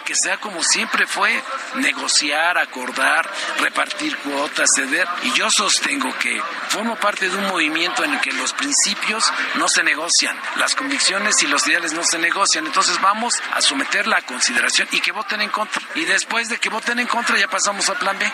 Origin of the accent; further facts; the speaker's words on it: Puebla, Mexico; en mi tierra, como andan ahí un poco acelerados, dicen en Puebla